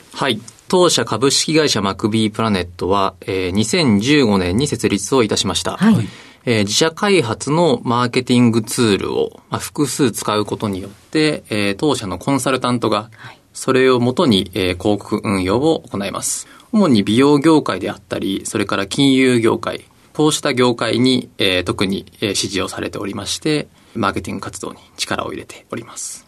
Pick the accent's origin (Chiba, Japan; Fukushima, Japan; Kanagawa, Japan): Kanagawa, Japan; Kamakura; 出身は神奈川県の鎌倉市です。